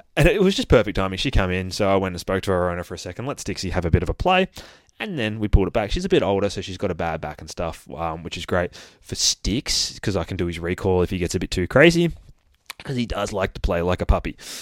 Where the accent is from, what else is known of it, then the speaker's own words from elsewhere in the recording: Australia; accent: Aussie; I'd like to say I try to put on my best Aussie accent for you guys, but I reckon I'm already doing a pretty good shot at it.